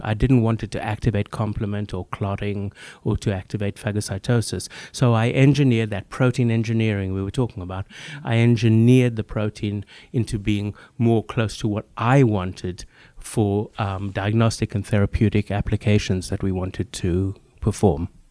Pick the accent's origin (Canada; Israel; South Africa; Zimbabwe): South Africa; moved away as an adult; also born or lived in Namibia / London, United Kingdom; now in Boston, United States; growing up in Africa. I grew up further in Namibia, Southwest Africa